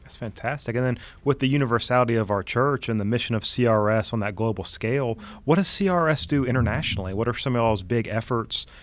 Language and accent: English; United States; as the American Catholic Church